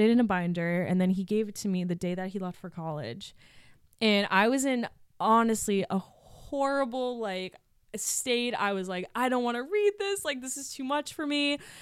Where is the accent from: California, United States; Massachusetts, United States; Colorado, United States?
Massachusetts, United States; also born or lived in New Hampshire; I'm from Mass, so people back home saw my work.